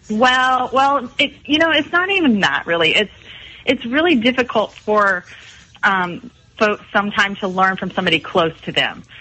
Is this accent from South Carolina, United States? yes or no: yes; Mount Pleasant, South Carolina, United States; also born or lived in Columbia, South Carolina; I grew up here in Mount Pleasant